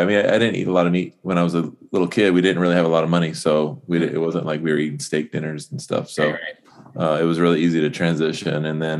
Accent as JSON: {"language": "English", "area": "Orange County", "region": "California", "country": "United States", "tie": "born or raised there", "moved": "yes", "lives_now": "Gilbert, United States", "said": "I was in Orange County and I definitely came down to San Diego"}